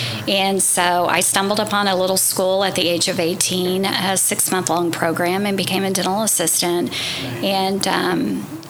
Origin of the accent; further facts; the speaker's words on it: Tulsa, Oklahoma, United States; I was born in Tulsa, 1969, and I grew up on the west side, and so it's always been my home